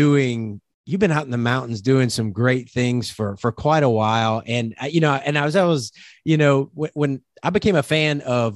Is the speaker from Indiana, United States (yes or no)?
no; South Louisiana, United States; I'm originally from South Louisiana, where you can pretty much drink the air